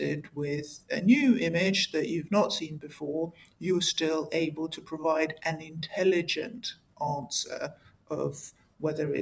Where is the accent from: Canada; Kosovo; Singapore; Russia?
Russia; moved away; I'm not English or American. I actually was born and raised in Soviet Russia